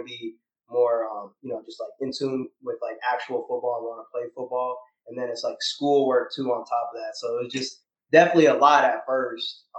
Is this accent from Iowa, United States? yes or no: yes; Iowa City, Iowa, United States; moved away as an adult; now in Houston, United States; I'm from Iowa City, Iowa originally.